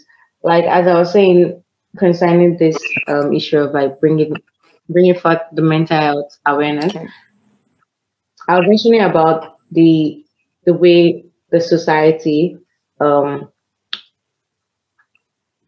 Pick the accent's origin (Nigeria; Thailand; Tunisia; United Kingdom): Nigeria